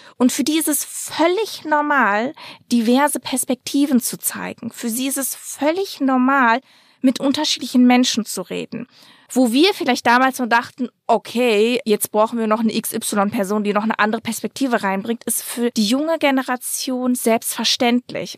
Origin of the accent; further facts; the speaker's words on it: Dortmund, North Rhine-Westphalia, Germany; ich bin in Dortmund aufgewachsen